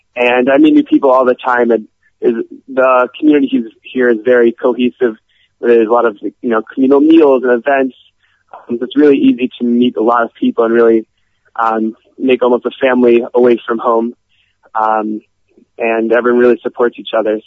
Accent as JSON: {"language": "English", "town": "Cleveland", "region": "Ohio", "country": "United States", "moved": "as an adult", "lives_now": "Israel", "said": "I'm originally from Cleveland, Ohio"}